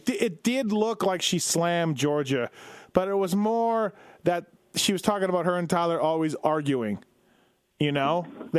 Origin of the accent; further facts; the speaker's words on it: Canada; I'm Canadian.